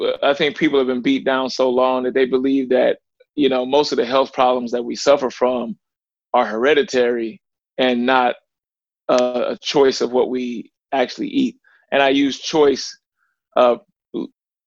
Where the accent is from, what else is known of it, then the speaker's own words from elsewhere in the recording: Ferguson, Missouri, United States; also born or lived in Little Rock, Arkansas; I was born in Little Rock, Arkansas. Some people know about the gang violence that was down there. And my mother moved to St. Louis, Missouri, which was Ferguson, was the actual city we were in, which within St. Louis, which a lot of people heard about Mike Brown, things like that. And that's where I was raised